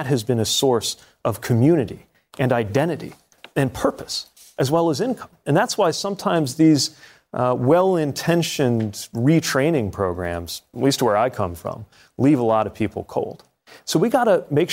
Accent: Indiana, United States; I'm from Indiana

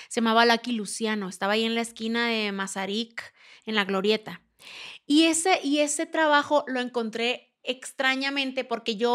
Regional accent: Sonora, Mexico; porque soy norteña

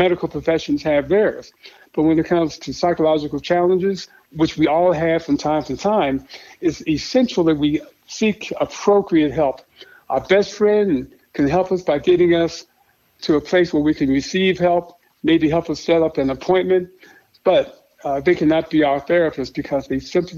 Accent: Chicago, Illinois, United States; I grew up in Chicago on the South Side

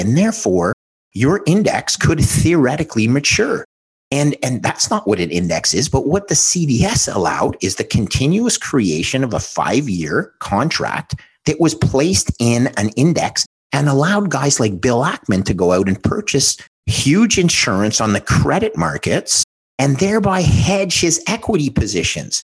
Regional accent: Montreal, Quebec, Canada; my hometown in Montreal

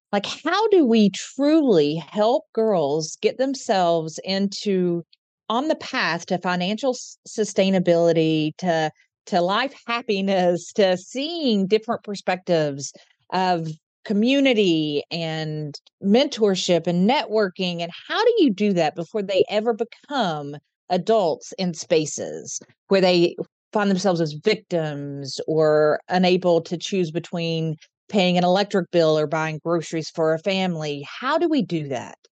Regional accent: Eastern Kentucky, United States; now in Central Kentucky, United States; I'm from Eastern Kentucky and currently live in Central Kentucky

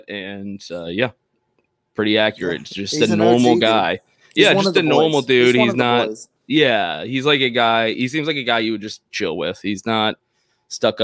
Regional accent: Austin, Texas, United States; Here we are in my hometown

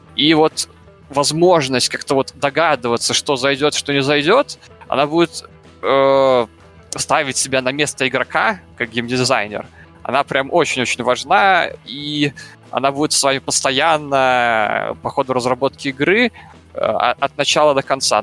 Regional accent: Belarus; я из Беларуси

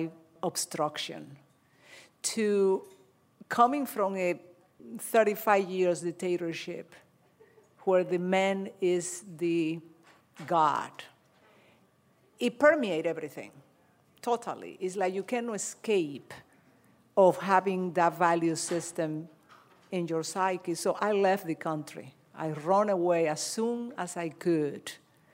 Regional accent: Dominican Republic; moved away; I'm Dominican

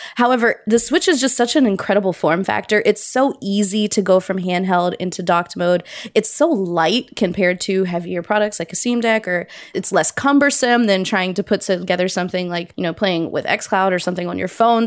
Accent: Cincinnati, Ohio, United States; moved away; also born or lived in Pittsburgh; I went back home where I grew up in Cincinnati

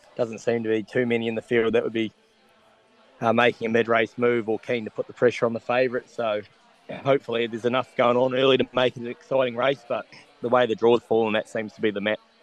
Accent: New Zealand; now in Australia; growing up in New Zealand

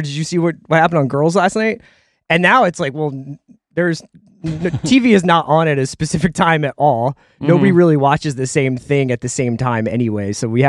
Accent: Philadelphia, Pennsylvania, United States; moved away as an adult; also born or lived in New York; now in Los Angeles, United States; I grew up in Philly

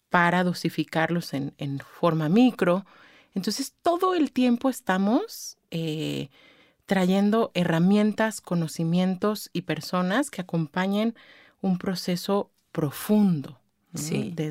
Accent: State of Mexico, Mexico; Vengo del Estado de México, donde pues obviamente todo es culpa de AMLO, ¿no?

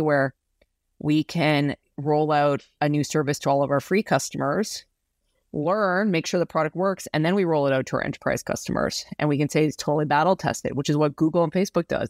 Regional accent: Saskatchewan, Canada; now in San Francisco, United States; I grew up in a, i, in a place in Canada that's, uh, called Saskatchewan

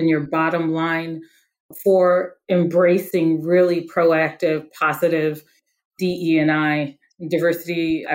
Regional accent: Detroit, Michigan, United States; I'm from the Detroit area

